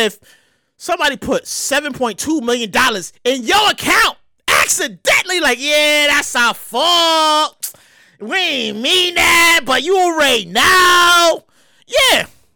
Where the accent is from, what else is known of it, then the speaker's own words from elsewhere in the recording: New York City, New York, United States; growing up in Brooklyn